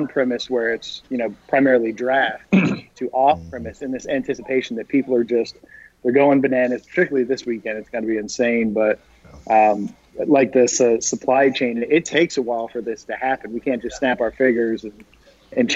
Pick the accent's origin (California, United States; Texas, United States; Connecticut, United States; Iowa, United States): Texas, United States; also born or lived in Colorado; I was born in Colorado and then raised in Texas